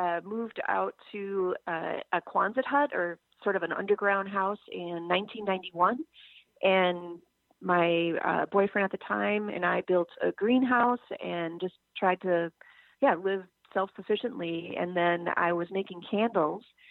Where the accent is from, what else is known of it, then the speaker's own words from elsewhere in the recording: St. Paul, Minnesota, United States; also born or lived in Oregon; I grew up in the lovely city of St. Paul.